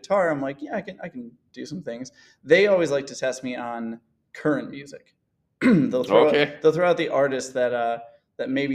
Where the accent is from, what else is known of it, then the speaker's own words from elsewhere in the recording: Frankfort, Illinois, United States; I'm from the Summit Hill district, born and raised in Frankfort.